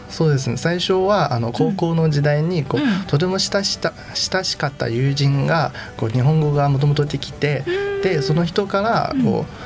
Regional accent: Yunnan, China; Japanese is a second language; moved away as an adult; now in Tokyo, Japan; 私はあの南の、うん、南の方であの、うん、雲の南と書いて、はい、雲南省で

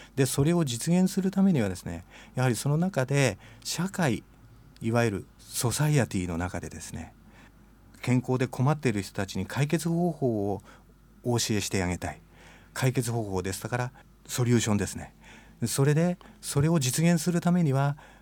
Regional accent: Matsumoto, Nagano, Japan; moved away as an adult; now in Nishitokyo, Japan; 私は長野の松本市です実家は松本城のすぐ裏です

